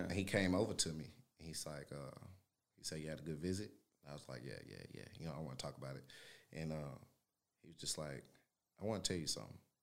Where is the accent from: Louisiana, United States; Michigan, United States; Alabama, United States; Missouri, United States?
Louisiana, United States; Shreveport; moved away; I'm from Louisiana, Shreveport, Louisiana